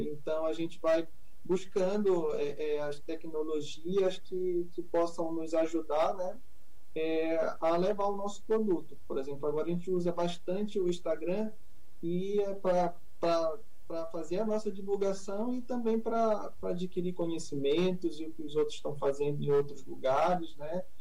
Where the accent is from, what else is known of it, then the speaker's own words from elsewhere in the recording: Pontinha, Amapá, Brazil; Eu sou lá da Pontinha